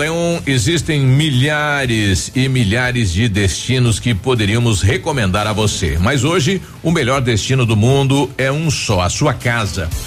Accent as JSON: {"language": "Portuguese", "town": "Vitorino", "region": "Paraná", "country": "Brazil", "said": "sou de Vitorino"}